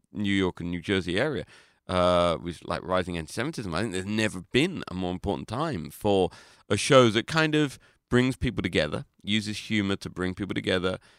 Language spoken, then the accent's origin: English; London, United Kingdom; I'm not from Liverpool. I'm from London